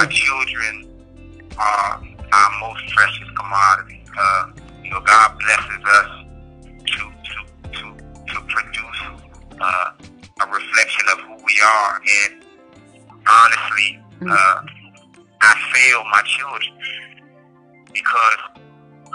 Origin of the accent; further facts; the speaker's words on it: Washington, District of Columbia, United States; moved away as an adult; now in Allenwood, United States; I'm from Washington, D.C.